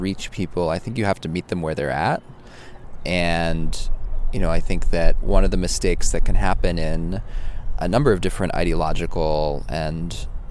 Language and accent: English; Oakland, California, United States; I grew up in Oakland.